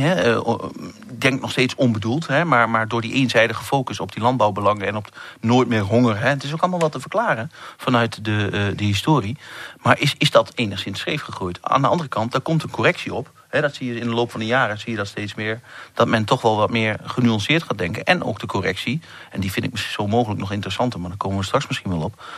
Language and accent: Dutch; eastern Netherlands, about twenty kilometres from Tubbergen, Overijssel, Netherlands; accent: eastern Dutch; je hoort het al een klein beetje aan mijn accent. Ik kom ergens uit het eh, agrarische deel van Nederland, met name het oosten des lands